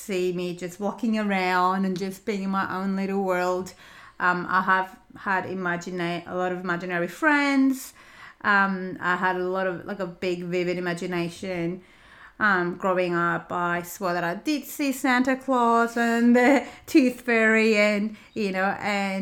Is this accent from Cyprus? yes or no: yes; Cyprus; English is a second language; moved away as an adult; also born or lived in United States; now in Australia; So I grew up in Cyprus. I was born and raised in Cyprus.